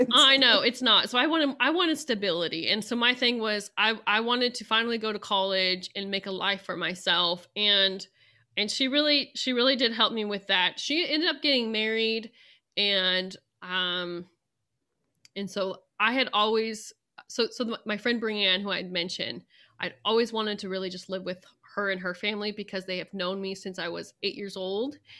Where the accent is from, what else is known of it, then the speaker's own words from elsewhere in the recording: Central Valley of California, United States; moved away as an adult; also born or lived in Idaho / Saint Kitts; now in Manhattan, Kansas, United States; where I'm from and in, uh, in the Central Valley of California, we're thirty miles from the Sierra Nevada Mountains